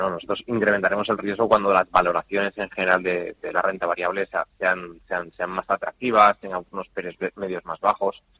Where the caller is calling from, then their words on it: Madrid, Community of Madrid, Spain; Hola, buenos días. Eh … de Madrid.